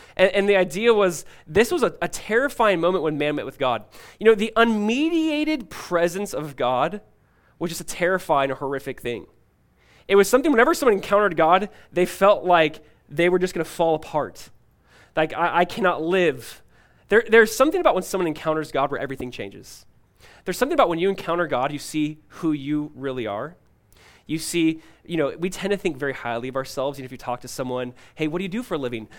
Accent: California, United States; growing up in California as a kid

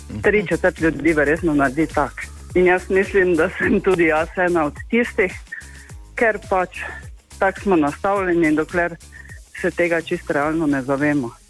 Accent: Lenart, Drava, Slovenia; prihajam iz Lenarta

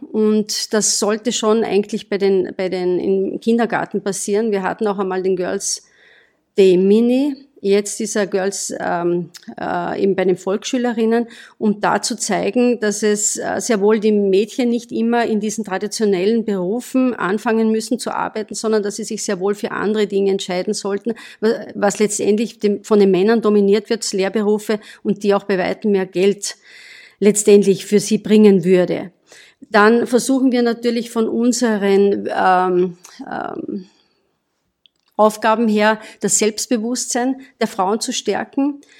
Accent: Austria; Bei uns in Österreich

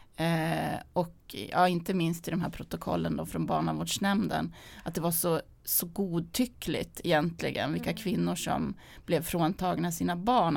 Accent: Sandviken, Gävleborg County, Sweden; min uppväxt i Sandviken

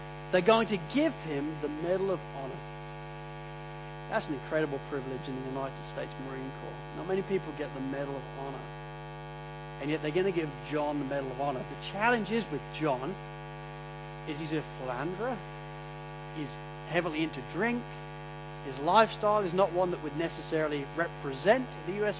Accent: Sydney, New South Wales, Australia; I'm from Sydney

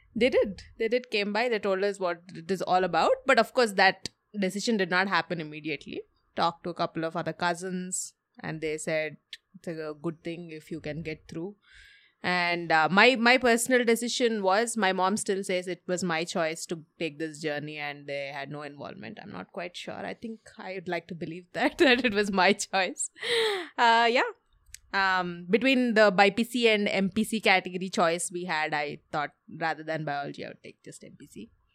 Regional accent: Hyderabad, Telangana, India; I grew up in Hyderabad.

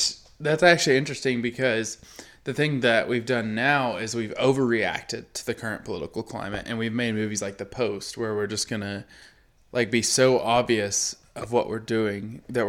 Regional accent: England, United Kingdom; Yeah, because we're English.

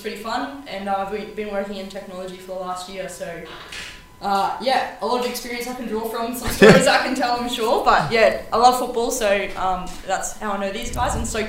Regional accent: Townsville, Queensland, Australia; also born or lived in Perth, Western Australia; I'm actually originally from North Queensland, up in Townsville. That's where I grew up. But I was born over in Perth, Western Australia.

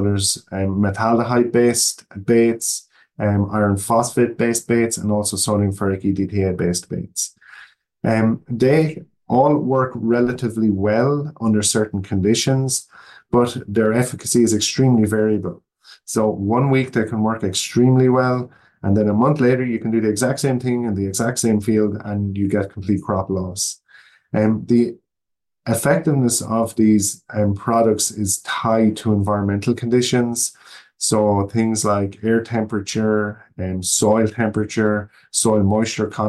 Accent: Ireland; moved away as an adult; now in Oregon, United States; I'm not from the United States. I was born in Ireland, and that's where I grew up

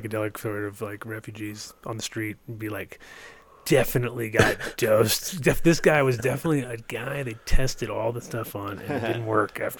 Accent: East Coast, United States; I was growing up on the East Coast, and East Coast kind of sucked, but I kind of went back and forth to the West Coast

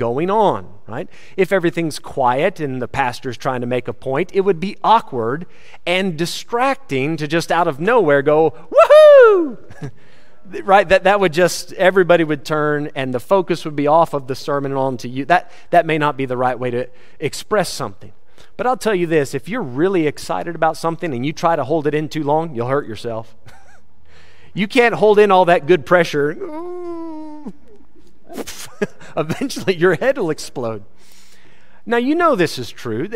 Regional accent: United States; now in South Africa; I'm an American in South Africa

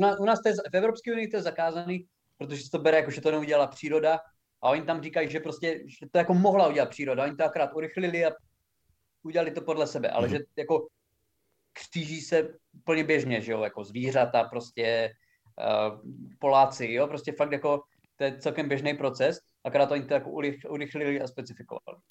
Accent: Haná, Olomouc Region, Czechia; u nás doma na Hané

